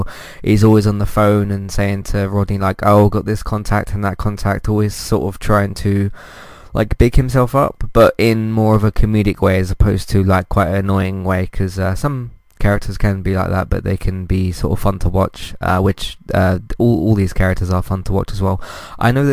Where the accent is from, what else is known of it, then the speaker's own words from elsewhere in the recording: United Kingdom; me being British